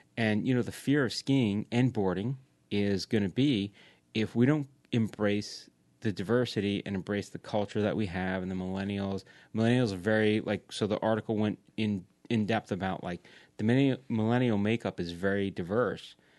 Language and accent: English; Long Island, New York, United States; I grew up on Long Island.